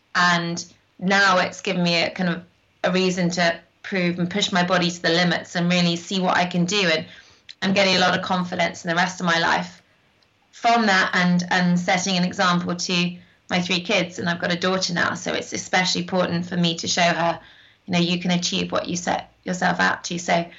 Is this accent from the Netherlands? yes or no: no; North West England, United Kingdom; And I grew up hiking in the Lake District. My grandma's in the Lake District.